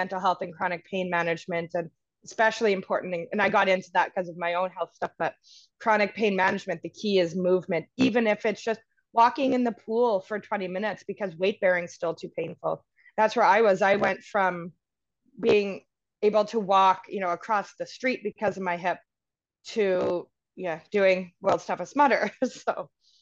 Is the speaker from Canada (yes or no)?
yes; Canada; also born or lived in British Columbia; I'm from Canada. I live in BC.